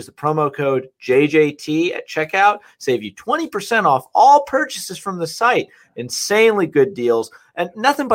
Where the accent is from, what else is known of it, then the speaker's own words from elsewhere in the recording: Livingston, New Jersey, United States; I'm from Livingston. My family's from West Orange